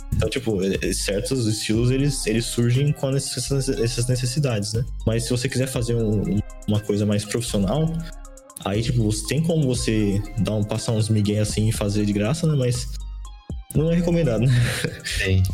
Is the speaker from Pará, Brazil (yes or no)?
no; interior of São Paulo, Brazil; sou, do, interior de São Paulo, tá ligado? É, é, bem, bem interiorzão mesmo